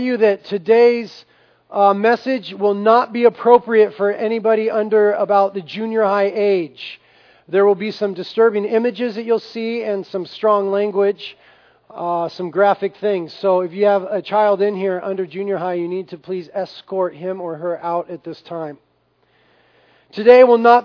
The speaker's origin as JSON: {"language": "English", "country": "United States", "said": "we have a tremendous privilege as Americans, as American Christians"}